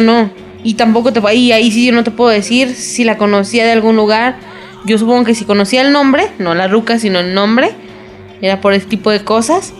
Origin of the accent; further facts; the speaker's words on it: Mexico; para uno como mexicano